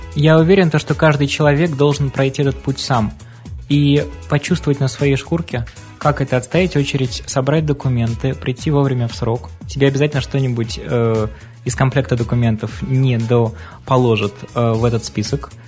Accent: Arkhangelsk Oblast, Russia; moved away as an adult; now in Saint Petersburg, Russia

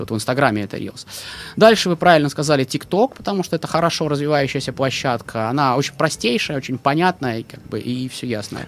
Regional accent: Dno, Pskov Oblast, Russia; moved away; Я приехал из городка под названием Дно.

